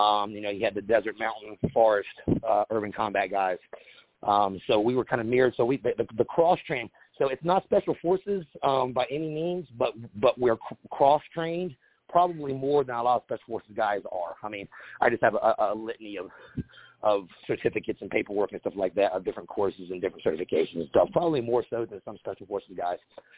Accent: United States; But again, I'm an American. I have the best passport in the world.

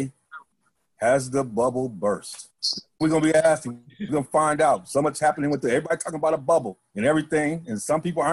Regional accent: Michigan, United States; moved away; I'm from Michigan

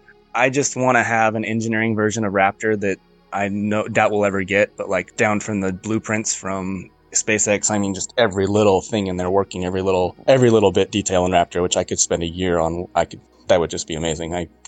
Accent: Seattle, Washington, United States; I am from the Seattle area

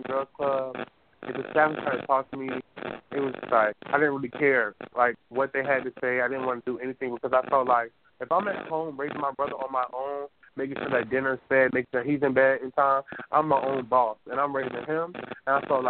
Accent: Newport News, Virginia, United States; I was born really circled down on 12th Street in Newport News

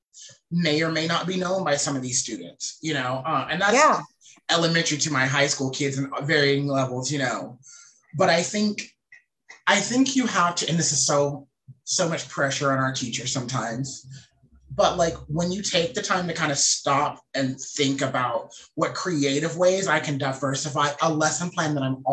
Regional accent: the South, United States; I'm a Southerner

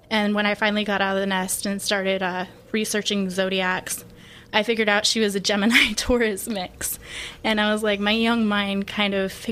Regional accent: Colorado, United States; moved away as an adult; um, I'm 23. I'm from Colorado. I moved down here a little over two years ago to come live with Robbie

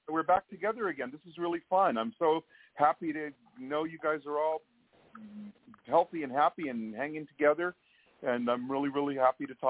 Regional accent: Hawaii, United States; I'm from the South Pacific

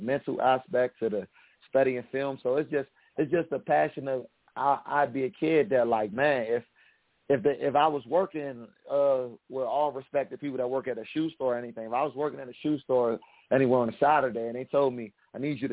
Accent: United States; I'm from the Washington D.C. Maryland area, so I grew up as a kid watching the Washington Redskins a lot

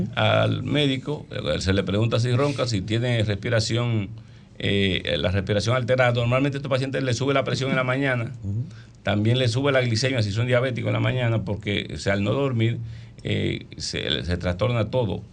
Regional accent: Licey al Medio, Santiago, Dominican Republic; yo soy santiaguero

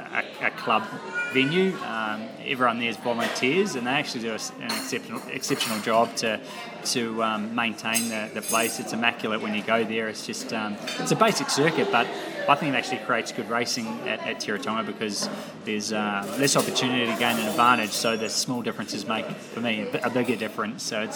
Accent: New Zealand; Yeah, so I don't know what causes that, but I'm happy I'm a Kiwi.

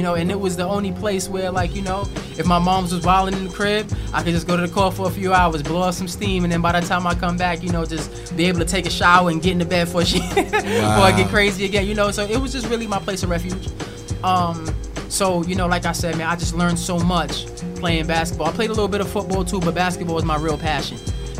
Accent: Brooklyn, New York, United States; also born or lived in Queens / Long Island / Newark; So I grew up in Brooklyn. I also grew up in Queens. I also grew up in Long Island, Newark, New Jersey.

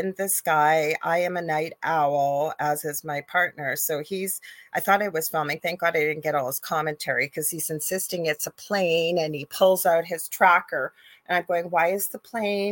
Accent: Canada; I am a Canadian clairvoyant medium

